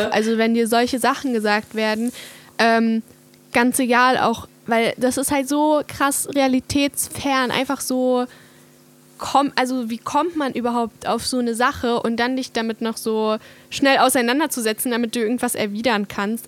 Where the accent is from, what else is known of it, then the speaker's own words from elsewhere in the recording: Hungary; moved away; ich komme ja aus Ungarn